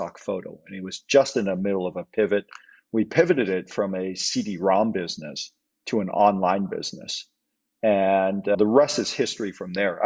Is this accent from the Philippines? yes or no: no; Canada; also born or lived in Hong Kong; I was born in Hong Kong. Parents immigrated to Canada when I was five